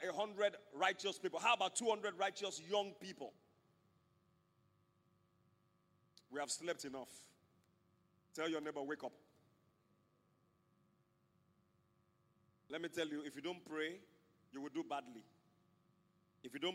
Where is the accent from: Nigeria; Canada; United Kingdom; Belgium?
Nigeria; I'm a Nigerian.